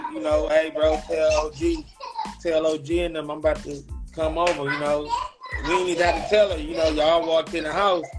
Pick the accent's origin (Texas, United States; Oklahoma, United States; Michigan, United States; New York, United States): Michigan, United States; Detroit; I'm from Detroit, man. 6 Mile, man, at the East Side